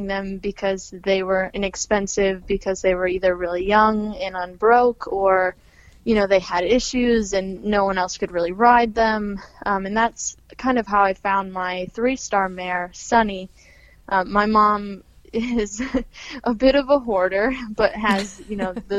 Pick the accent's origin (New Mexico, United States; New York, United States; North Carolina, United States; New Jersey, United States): New York, United States; Olean; moved away as an adult; now in Chester County, Pennsylvania, United States; that's my hometown, Olean